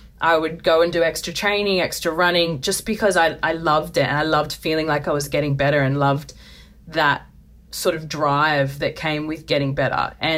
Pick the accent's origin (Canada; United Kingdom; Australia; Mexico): Australia; Melbourne, Victoria; You know, growing up in Melbourne, we were massive AFL fans.